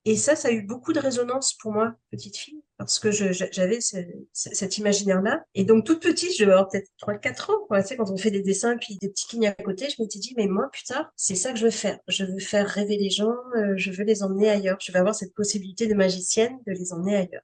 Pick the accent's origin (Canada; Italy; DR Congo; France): Canada; je suis, je suis canadienne